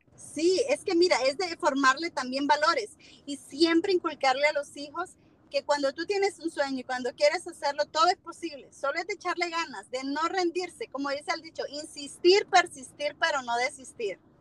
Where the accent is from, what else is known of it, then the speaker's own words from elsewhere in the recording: Tegucigalpa, Francisco Morazán, Honduras; moved away as an adult; also born or lived in Northern Virginia, United States; now in Virginia, United States; yo soy de Honduras, soy de Tegucigalpa y pues actualmente tengo tres años viviendo aquí en el norte de Virginia